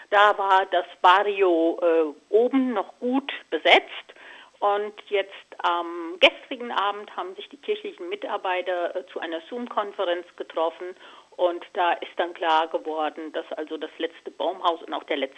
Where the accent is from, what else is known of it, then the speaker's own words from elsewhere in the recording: Hesse, Germany; Also ich bin hier sehr naturverbunden im Vogelsberg aufgewachsen